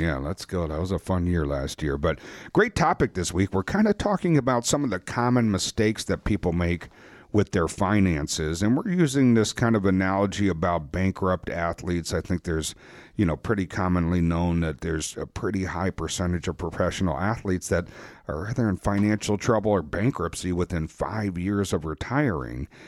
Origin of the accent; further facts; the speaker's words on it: Wisconsin, United States; We're from Wisconsin